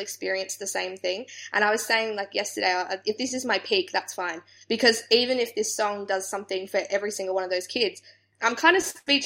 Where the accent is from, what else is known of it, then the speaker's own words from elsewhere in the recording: Australia; being from Australia